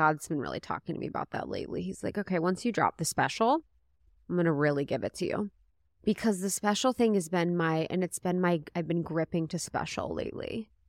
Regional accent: United States; Yeah, I'm American.

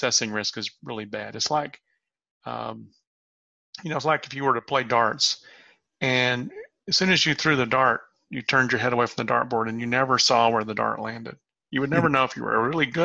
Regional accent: the South, United States; I'm from the South

